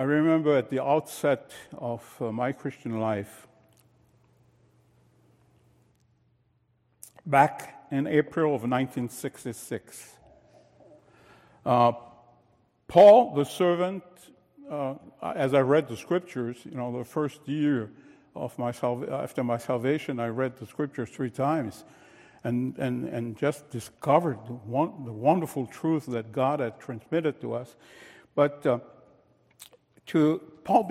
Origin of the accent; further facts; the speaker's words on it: France; moved away as an adult; I was born in France shortly after World War II